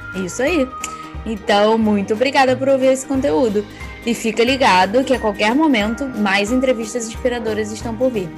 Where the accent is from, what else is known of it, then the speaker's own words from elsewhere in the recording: Rio de Janeiro, Brazil; eu sou do Rio.